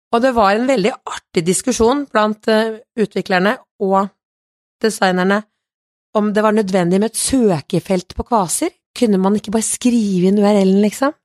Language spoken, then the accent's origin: Norwegian; Kongsberg, Buskerud, Norway; jeg kommer fra Kongsberg sjøl